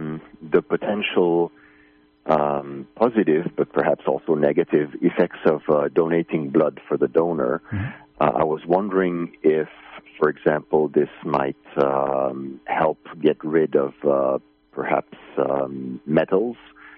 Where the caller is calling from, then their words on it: Finland; I'm calling from Finland.